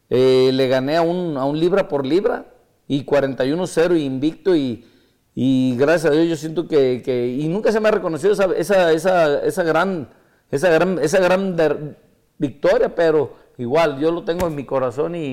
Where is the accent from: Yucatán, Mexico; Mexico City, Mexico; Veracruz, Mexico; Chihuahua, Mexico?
Mexico City, Mexico; soy de la Ciudad de México